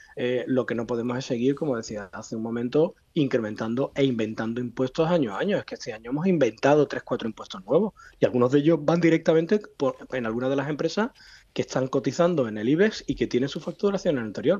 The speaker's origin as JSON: {"language": "Spanish", "country": "Spain", "said": "como español"}